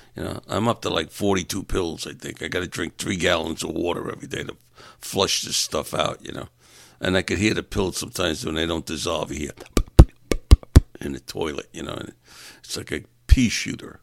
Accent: New York, United States; moved away; I'm from New York and I talk a little different

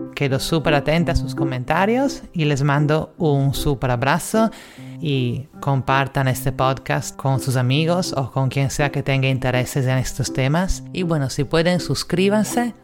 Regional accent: Italy; now in Lima, Peru; italiana en Lima

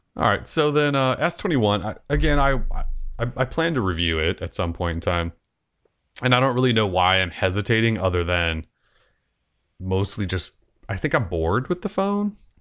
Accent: Montana, United States; now in Portland, United States; growing up in Montana

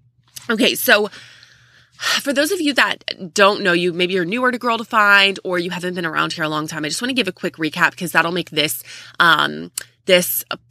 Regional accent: Texas, United States; So almost everyone in the family is above 6 feet tall, and we're from Texas. So everything really is bigger in Texas, if you were wondering.

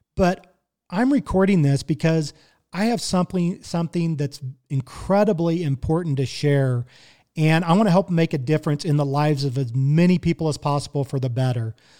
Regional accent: Kansas City, Missouri, United States; I was born and raised in Kansas City, Missouri.

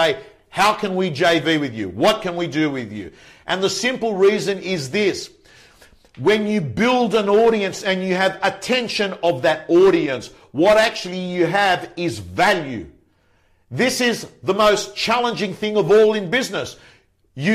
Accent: Belmore, New South Wales, Australia; I was brought up in Belmore next to each other there, Belmore, Lakemba

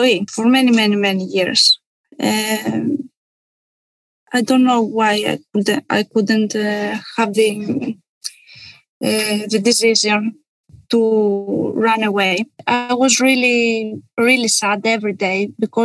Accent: Kalamata, Peloponnese, Greece; moved away as an adult; I was born in Kalamata in 1984

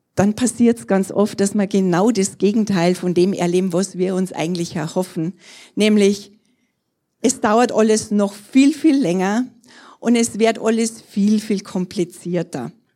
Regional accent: Trostberg, Bavaria, Germany; also born or lived in Erding; in Trostberg zu sein, das ist irgendwo so meine Heimat, da bin ich groß geworden

